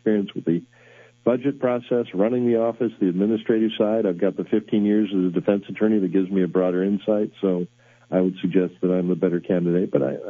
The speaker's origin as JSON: {"language": "English", "town": "Decatur", "region": "Illinois", "country": "United States"}